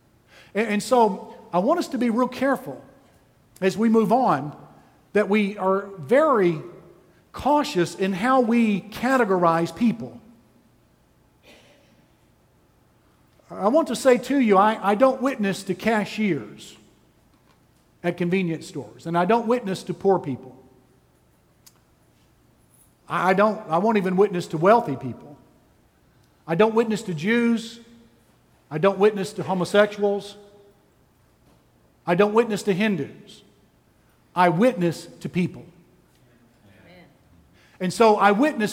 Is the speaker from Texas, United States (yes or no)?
yes; Texas, United States; I'm from Texas